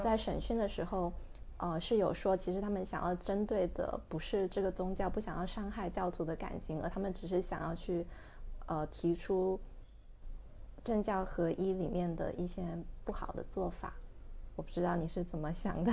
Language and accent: Chinese; China; now in Hong Kong; 我们两个来自大陆暂居在香港的女性